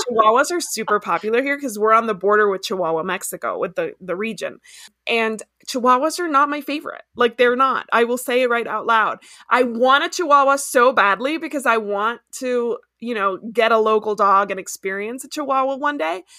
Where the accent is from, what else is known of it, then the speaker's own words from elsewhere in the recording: Ecuador; moved away; also born or lived in Miami, United States / Washington DC, United States / DeRidder, Louisiana, United States / El Paso, United States; I grew up in Ecuador